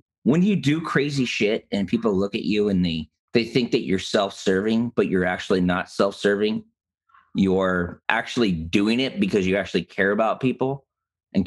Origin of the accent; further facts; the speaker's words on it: San Diego, California, United States; I grew up in San Diego